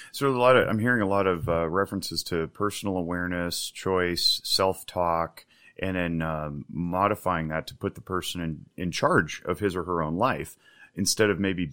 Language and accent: English; United States; first language English; I'm a native English speaker from America